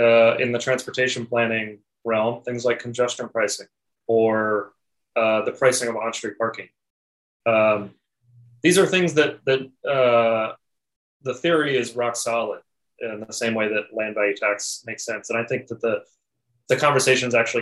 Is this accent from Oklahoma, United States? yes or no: no; Lexington, Kentucky, United States; my hometown of Lexington, Kentucky